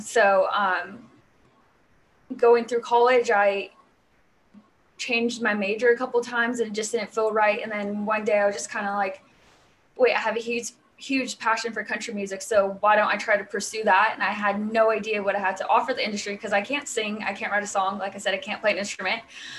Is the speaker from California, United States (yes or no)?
yes; California, United States; California. So Southern California.